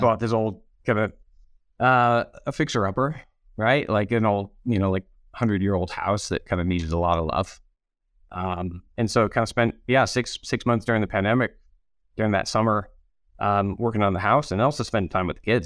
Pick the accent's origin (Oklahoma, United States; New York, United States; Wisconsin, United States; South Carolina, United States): New York, United States; Rochester; also born or lived in Aberdeen / West Africa; now in Denver, United States; upstate New York, just outside of Rochester